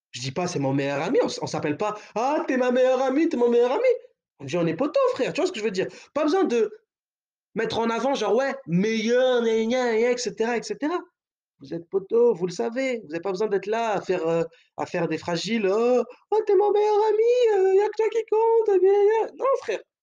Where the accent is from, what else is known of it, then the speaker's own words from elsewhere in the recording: France; on est français.